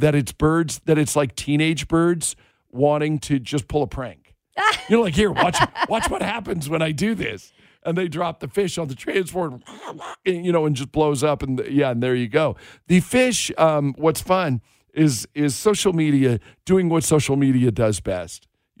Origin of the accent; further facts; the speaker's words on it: Washington, United States; now in Las Vegas, United States; my home state of Washington